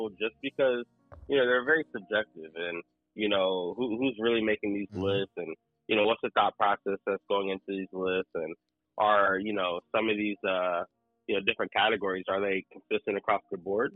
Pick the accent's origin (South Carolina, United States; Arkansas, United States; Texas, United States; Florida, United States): Florida, United States; Port St. Lucie; I'm from Port St. Lucie